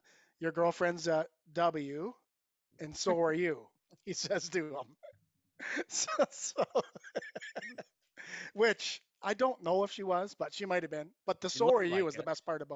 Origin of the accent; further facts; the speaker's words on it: Cayuga, Ontario, Canada; I'm from Cayuga, Ontario. Some people will know where that is. Some won't. Small town